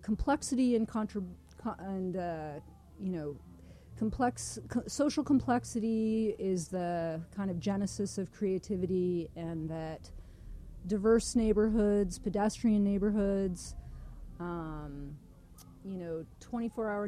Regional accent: Denver, Colorado, United States; moved away as an adult; now in Toronto, Canada; I grew up in Denver

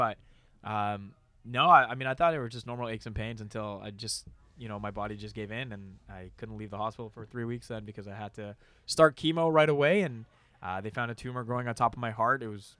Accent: Mississauga, Ontario, Canada; I was born in Toronto, yes.

